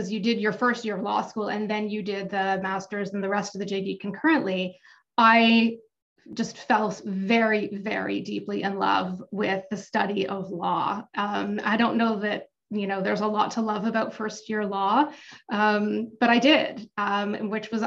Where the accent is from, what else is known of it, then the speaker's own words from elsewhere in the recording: Toronto, Ontario, Canada; I grew up not far from where I live now. I grew up in Cedarvale